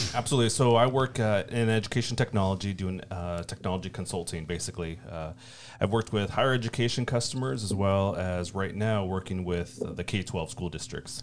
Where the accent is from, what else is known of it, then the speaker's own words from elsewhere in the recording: Iowa, United States; now in Austin, United States; we are originally from Iowa born and raised in small towns.